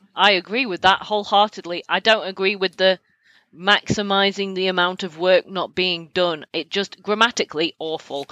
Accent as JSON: {"language": "English", "country": "United Kingdom", "said": "I'm British."}